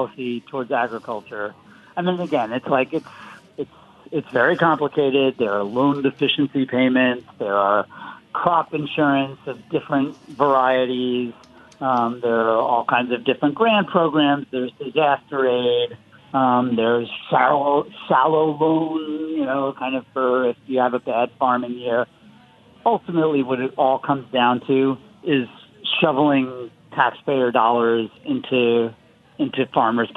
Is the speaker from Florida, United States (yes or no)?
yes; Florida, United States; my home state of Florida